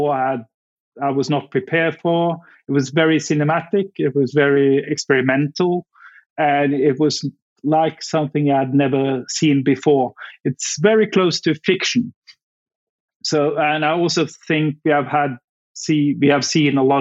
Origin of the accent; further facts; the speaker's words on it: Norway; moved away as an adult; also born or lived in Afghanistan; I'm from Norway, which is obviously very close to Denmark.